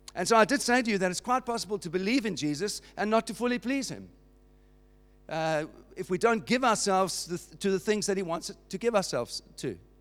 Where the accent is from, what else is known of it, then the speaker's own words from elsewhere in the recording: Cape Town, Western Cape, South Africa; moved away as an adult; now in United Kingdom; I was not born here, as you know from my accent. I was born in Cape Town, in South Africa